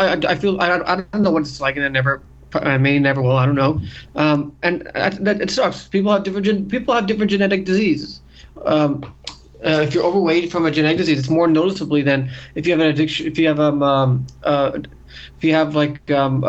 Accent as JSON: {"language": "English", "region": "New York", "country": "United States", "said": "we're from New York"}